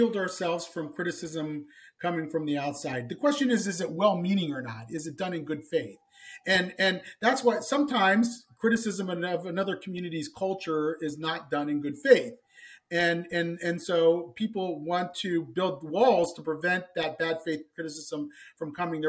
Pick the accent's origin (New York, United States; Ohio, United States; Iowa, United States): Ohio, United States; Columbus; I grew up in Columbus, Ohio